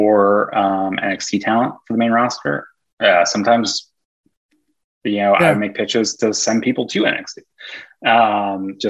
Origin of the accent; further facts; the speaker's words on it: New York, United States; now in California, United States; my girlfriend and I left to go because we're both from New York